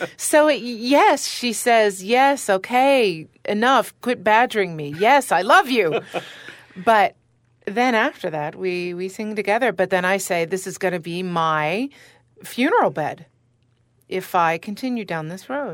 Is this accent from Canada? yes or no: yes; Canada; I'm Canadian as well